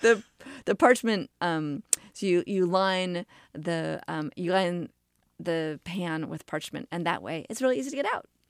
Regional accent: New York City, New York, United States; I grew up in New York City

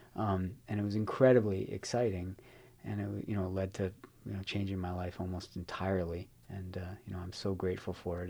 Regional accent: Chicago, Illinois, United States; now in San Francisco, United States; I'm from Chicago

